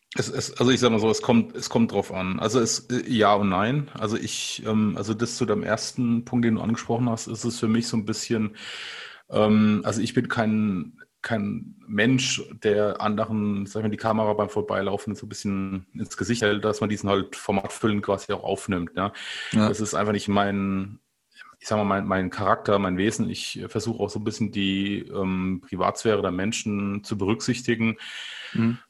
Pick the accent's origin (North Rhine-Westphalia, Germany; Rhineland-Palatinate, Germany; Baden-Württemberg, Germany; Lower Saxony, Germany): Rhineland-Palatinate, Germany; ich, ich, bin aus der Pfalz